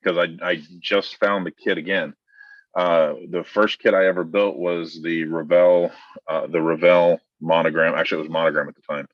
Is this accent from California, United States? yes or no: yes; Oxnard, California, United States; also born or lived in Port Hueneme, California; I grew up in Oxnard. So right next to the CB base. So I live in Thousand Oaks